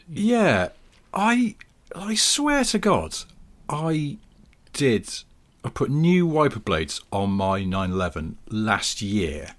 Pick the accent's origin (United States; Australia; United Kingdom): United Kingdom; we're British